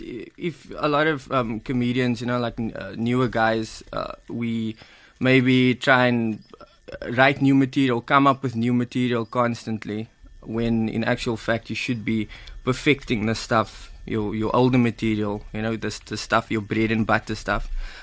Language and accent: English; Cape Town, Western Cape, South Africa